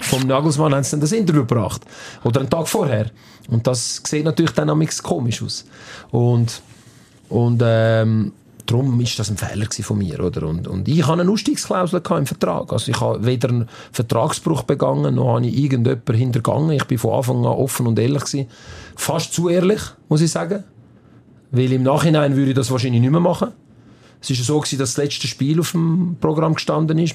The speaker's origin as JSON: {"language": "German", "country": "Switzerland", "tie": "born or raised there", "also_born_or_lived": "Campania, Italy (parents' region)", "said": "wenn du da aufgewachsen bist, wenn du da die Schule besucht hast"}